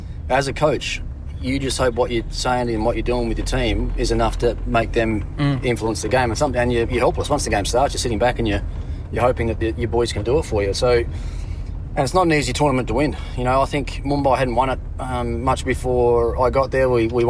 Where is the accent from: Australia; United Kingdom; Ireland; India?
Australia; Tasmania; Like growing up in Tassie and, you know, playing all your junior cricket on AstroTurf where you didn't have to worry about the ball spinning too much.